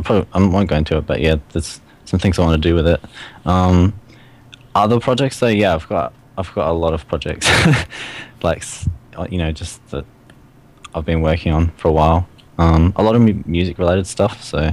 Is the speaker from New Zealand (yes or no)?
no; Australia; I'm from Australia